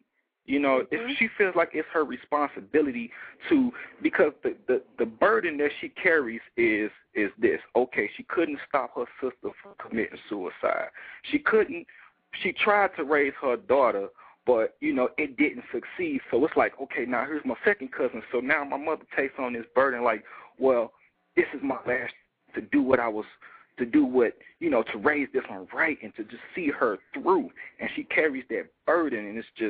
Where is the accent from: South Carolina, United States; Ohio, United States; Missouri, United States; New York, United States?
Missouri, United States; St. Louis; now in Denver, United States; I'm calling out of Denver, Colorado. I'm born and raised in St. Louis, Missouri.